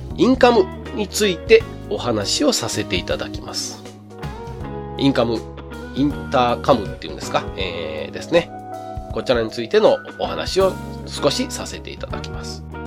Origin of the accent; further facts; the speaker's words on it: Kyoto, Japan; also born or lived in Toyota, Aichi; 1973年昭和48年ですねに京都府で生まれまして京都府で育っております